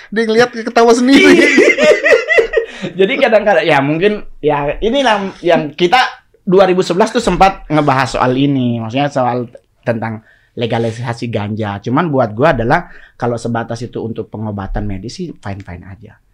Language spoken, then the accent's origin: Indonesian; Manado, North Sulawesi, Indonesia; now in Jakarta, Indonesia; kita dari Manado ke Jakarta kan gue mau sekolah pendeta mas